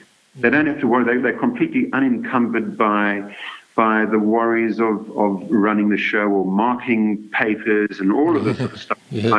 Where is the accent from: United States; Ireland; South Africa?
South Africa; also born or lived in Zululand / Port Elizabeth; now in Australia; So, look, I grew up in South Africa, in various places, I might add. You know, we moved around the country from Zululand, which is up near Durban, all the way out to Port Elizabe